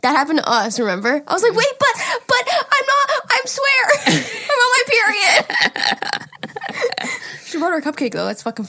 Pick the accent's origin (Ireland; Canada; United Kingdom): Canada; Medicine Hat, Alberta; Hey, listen, Jari … I'm from Medicine Hat, Alberta.